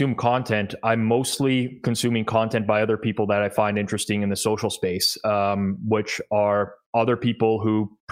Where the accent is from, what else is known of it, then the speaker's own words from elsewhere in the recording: Toronto, Ontario, Canada; I am Canadian, born and raised in Toronto